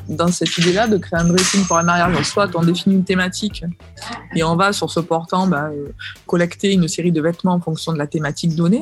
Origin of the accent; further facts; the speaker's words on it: Marseille, Provence-Alpes-Côte d'Azur, France; je suis marseillaise